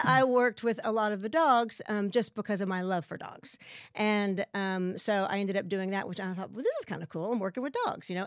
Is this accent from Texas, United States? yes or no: yes; West Texas, United States; moved away as an adult; also born or lived in Lubbock / San Marcos / New York City / California; I'm from West Texas